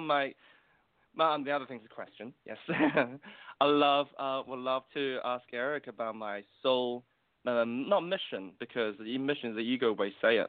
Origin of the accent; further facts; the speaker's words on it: New Zealand; I'm from New Zealand, and um, myself is Chinese